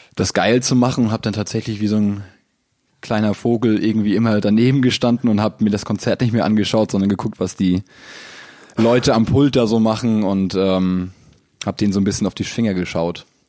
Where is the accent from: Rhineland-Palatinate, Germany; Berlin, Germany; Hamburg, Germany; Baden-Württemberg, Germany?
Hamburg, Germany; Ich komme aus Hamburg